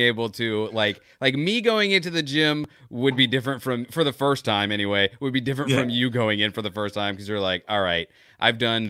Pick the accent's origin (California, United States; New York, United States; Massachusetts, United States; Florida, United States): Florida, United States; Growing up in Florida